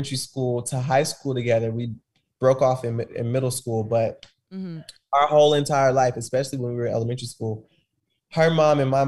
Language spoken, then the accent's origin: English; Kansas City, Missouri, United States; I grew up in Kansas City, Missouri